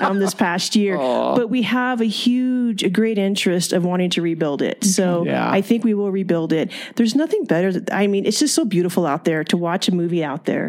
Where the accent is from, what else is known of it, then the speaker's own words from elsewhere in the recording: Fillmore, California, United States; moved away as an adult; now in Bishop, United States; I am originally from Ventura County. It's a small farming community, a little town called Fillmore.